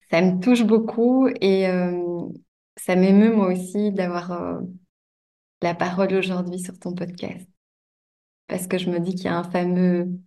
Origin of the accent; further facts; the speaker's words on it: Belgium; donc je viens de Belgique. Euh, j'ai grandi à la campagne, à 20 minutes de Bruxelles environ.